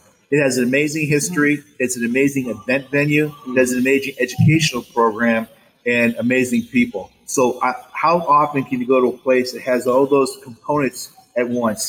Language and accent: English; Massachusetts, United States; moved away as an adult; also born or lived in Sacramento; I'm from Massachusetts originally and bounced around a little bit.